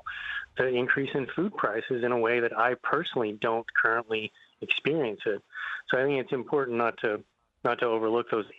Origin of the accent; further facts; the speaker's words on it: Texas, United States; now in Northeast, United States; I grew up in Texas in a small town